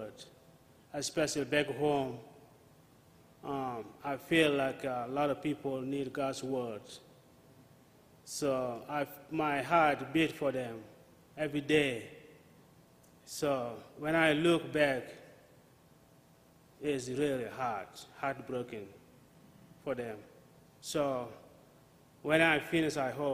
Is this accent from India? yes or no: no; South Sudan; now in United States; I'm from the former called Sudan, but now they're divided into two. They're called now Republic of Southern Sudan